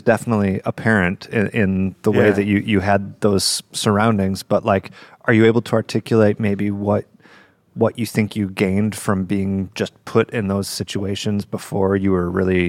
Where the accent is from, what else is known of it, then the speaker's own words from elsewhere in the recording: Michigan, United States; I'm from Michigan